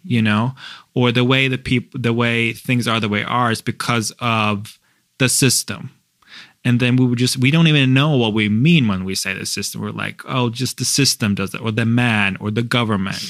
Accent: Norway; I'm from Norway

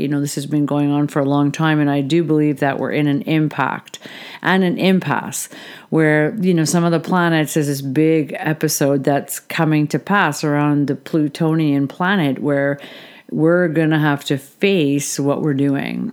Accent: Canada; I'm a Canadian, so I definitely look into Canadian politics

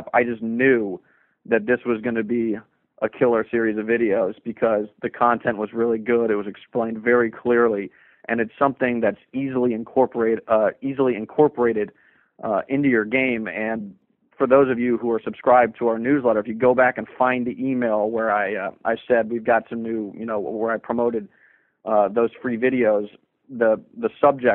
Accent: Washington, District of Columbia, United States; growing up in Washington, D.C.

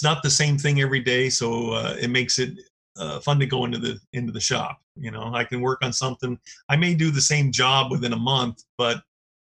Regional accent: Orange County, Southern California, United States; moved away as an adult; now in Oregon, United States; I've been here in Oregon about 32 years. I grew up in Southern California. So, that's actually Orange County

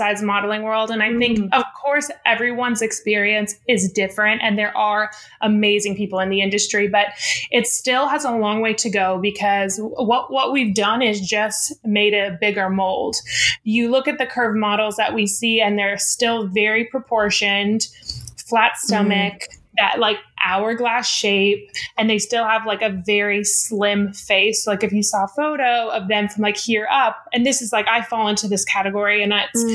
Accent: Denver, Colorado, United States; now in Los Angeles, United States; I'm from Denver, Colorado

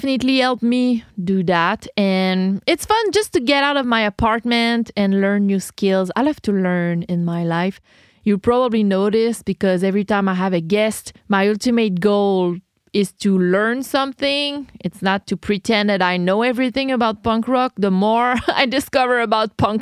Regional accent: Quebec, Canada; I'm Quebecoise. I'm French Canadian.

